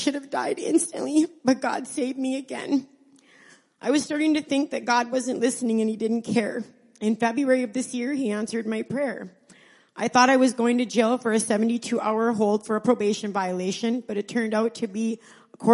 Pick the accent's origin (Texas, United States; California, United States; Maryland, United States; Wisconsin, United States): Wisconsin, United States; Niagara; also born or lived in Iron Mountain, Michigan; I'm from Iron Mountain, Michigan. I grew up in Niagara, Wisconsin